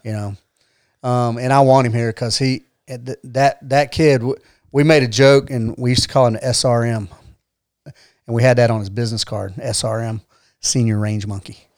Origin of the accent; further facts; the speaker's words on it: Atlanta, Georgia, United States; moved away as an adult; also born or lived in Decatur, Georgia / Fort Polk, Louisiana; now in Rome, United States; I grew up in Atlanta